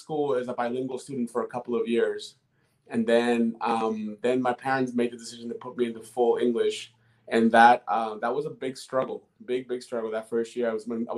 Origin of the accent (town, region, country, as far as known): Boston, Massachusetts, United States; born or raised there; first language Spanish; English is a second language; also born or lived in Dominican Republic